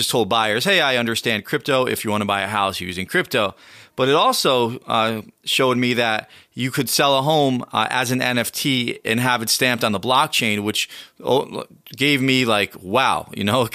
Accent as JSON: {"language": "English", "country": "United States", "said": "I'm the American version of you"}